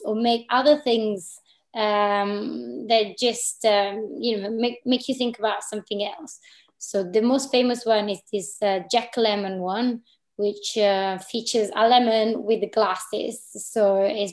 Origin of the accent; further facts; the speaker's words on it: Italy; moved away as an adult; also born or lived in Milan / Berlin / London; now in Glasgow, United Kingdom; I am a designer based in Glasgow, but I'm from Italy